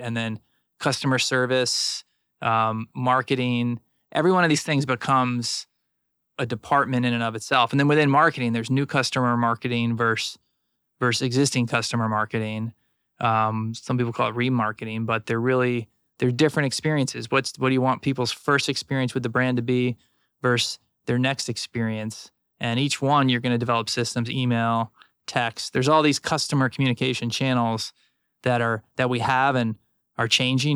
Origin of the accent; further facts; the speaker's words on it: South Florida, United States; I grew up in South Florida